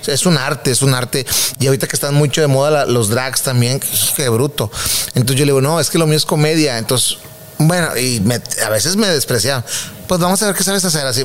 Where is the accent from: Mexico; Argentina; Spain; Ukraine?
Mexico; Guadalupe, Nuevo León; que de ahí nací yo, ahí en Villa San Miguel en Guadalupe